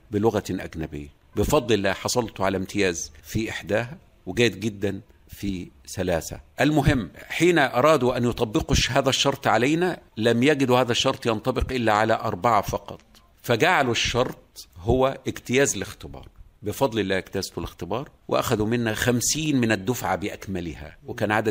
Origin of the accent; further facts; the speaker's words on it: coast, Egypt; نحن أبناء الساحل تستهوينا الإسكندرية وليس القاهرة على أني أكرهت على الذهاب إلى القاهرة